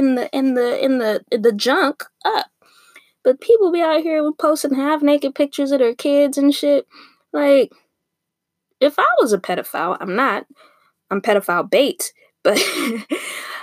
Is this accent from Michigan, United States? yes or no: no; Torrance, California, United States; I grew up in Torrance